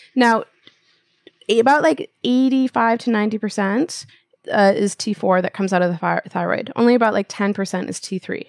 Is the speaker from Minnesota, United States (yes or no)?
yes; Minnesota, United States; also born or lived in Japan; I'm from the Midwest, right? So it's like, that's what we do in Minnesota